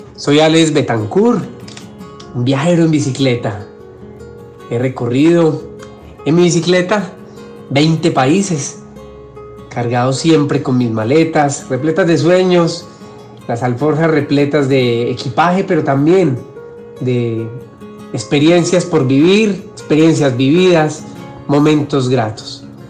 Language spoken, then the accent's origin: Spanish; Medellín, Antioquia, Colombia; Medellín, de donde soy, de un pueblito, un corregimiento llamado San Antonio de Prado